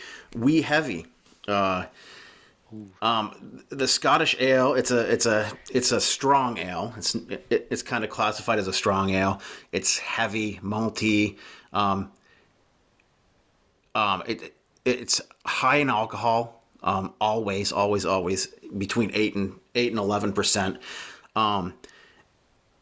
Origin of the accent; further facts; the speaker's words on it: Vermont, United States; I grew up in Vermont here